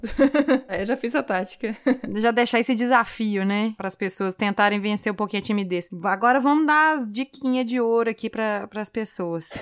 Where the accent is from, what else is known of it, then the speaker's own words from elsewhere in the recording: Minas Gerais, Brazil; eu sou mineira que toma leite, come queijo